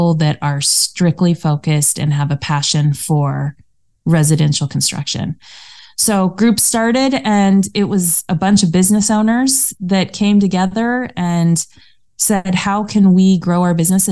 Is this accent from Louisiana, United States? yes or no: no; Colorado, United States; moved away as an adult; also born or lived in Denver, Colorado; now in California, United States; We grew up in Colorado